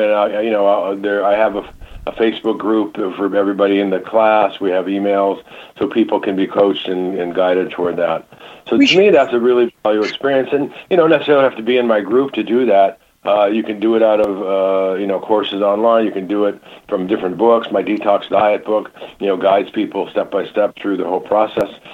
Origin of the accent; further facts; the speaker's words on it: Michigan, United States; moved away; I grew up in Michigan